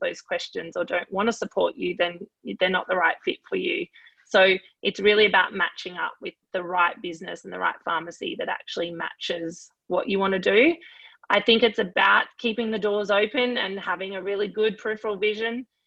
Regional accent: Queensland, Australia; I am Queenslander through and through in all facets of life and sport, etc.

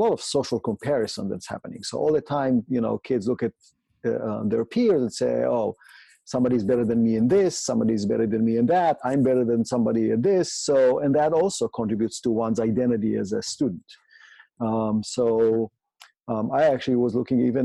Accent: Israel; I grew up in Israel, went to the public system there

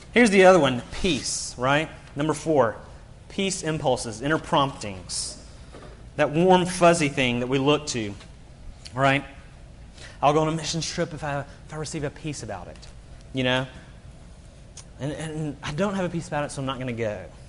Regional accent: Birmingham, Alabama, United States; moved away as an adult; now in South Carolina, United States; I grew up in Birmingham. My whole support base is in Alabama

